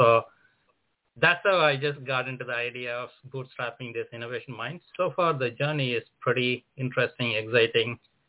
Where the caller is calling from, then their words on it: San Francisco, California, United States; So, Andy, I'm dialing in from San Francisco. Actually, this is in California, Silicon Valley, so no need further introduction.